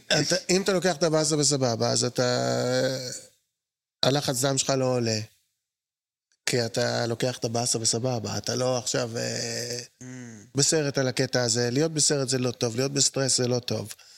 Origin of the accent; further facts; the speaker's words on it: Jerusalem, Jerusalem District, Israel; אני יליד הארץ